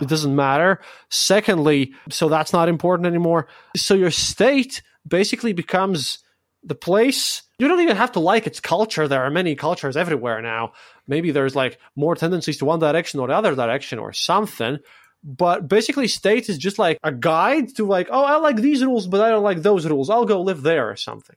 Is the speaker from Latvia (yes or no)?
yes; Latvia; my own Latvian audience